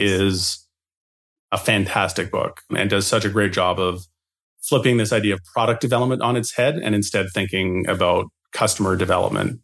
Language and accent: English; Edmonton, Alberta, Canada; I was running my own snow shoveling business in Edmonton, Alberta